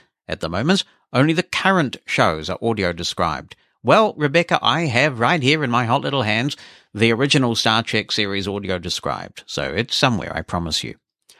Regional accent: Malaysia; As you know, I am from Malaysia, and much of the audio-described stuff that I watch are from the West.

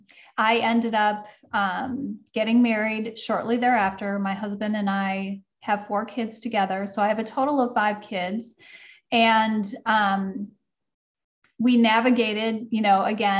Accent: Midwest, United States; I grew up in the Midwest and I had a very traditional upbringing.

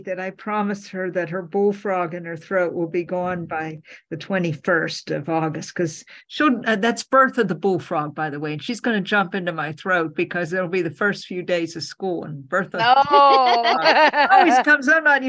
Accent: Alabama, United States; accent: Alabama; And I lost my Alabama accent. It's going away now. I don't know where it went.

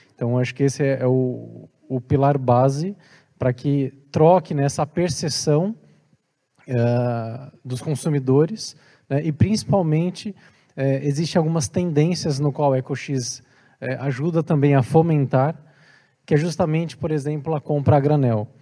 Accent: Brazil; now in Portugal; porque eu sou brasileiro

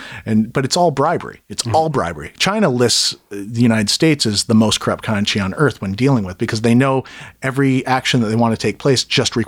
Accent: Kelowna, British Columbia, Canada; born or raised there; moved away

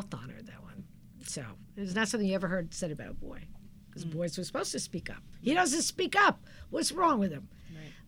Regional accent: New York City, New York, United States; moved away as an adult; now in Storrs, United States; I grew up in Brooklyn, New York, and I learned to be funny because if you're not funny in Brooklyn, people will kill you

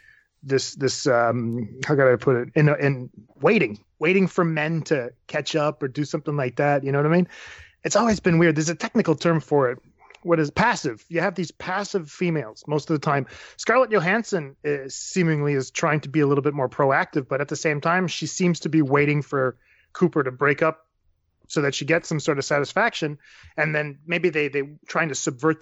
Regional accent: Canada; I'm from Canada

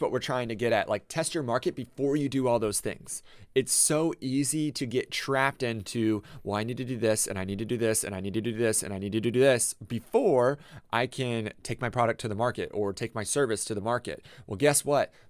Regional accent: Tampa, Florida, United States; now in Ocala, United States; I came from Tampa, like, I grew up in Tampa

